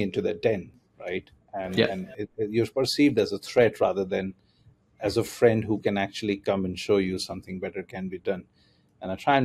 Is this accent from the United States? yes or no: no; India; moved away as an adult; also born or lived in Germany; I grew up in India